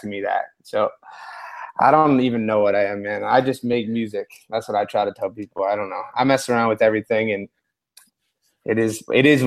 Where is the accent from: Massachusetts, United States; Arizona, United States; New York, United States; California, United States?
Massachusetts, United States; Boston; I was born and raised in Charlestown, Massachusetts